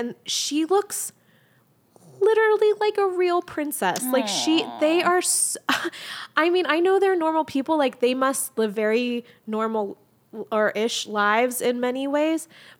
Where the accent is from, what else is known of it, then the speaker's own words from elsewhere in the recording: United States; I'm fully American in my obsession with the royal family